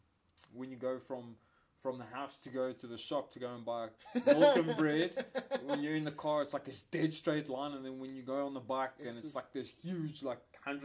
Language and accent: English; West Rand, Gauteng, South Africa; We both hail from the West Rand.